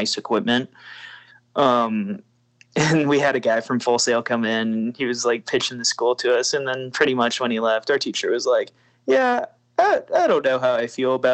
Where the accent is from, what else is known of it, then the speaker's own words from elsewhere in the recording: Indiana, United States; I grew up in Indiana, so it was in-state tuition